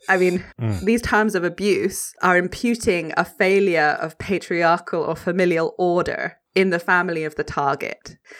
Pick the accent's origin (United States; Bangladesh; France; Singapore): France; I grew up in France.